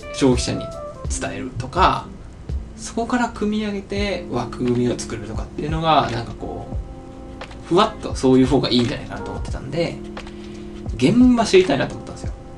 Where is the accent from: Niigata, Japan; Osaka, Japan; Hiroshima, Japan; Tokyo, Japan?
Hiroshima, Japan; Onomichi; 大学を退学退学自主卒業してあの地元に帰ってきた